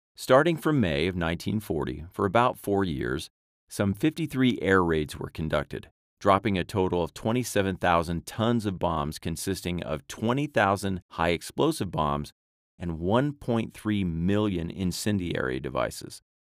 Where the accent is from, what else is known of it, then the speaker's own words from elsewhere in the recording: United States; I am American